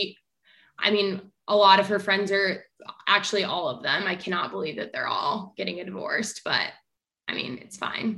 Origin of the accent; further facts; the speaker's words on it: Kansas City, Missouri, United States; Kansas City.